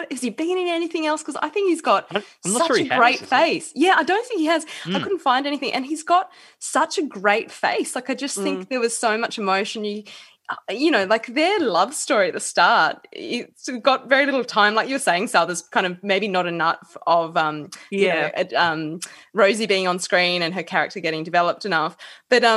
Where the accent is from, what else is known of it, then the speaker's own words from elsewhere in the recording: Perth, Western Australia, Australia; I'm from Perth